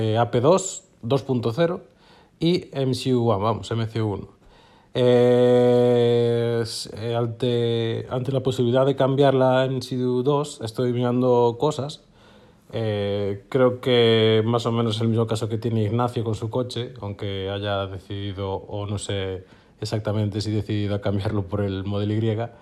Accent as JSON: {"language": "Spanish", "town": "A Coruña", "region": "Galicia", "country": "Spain", "said": "soy de Coruña"}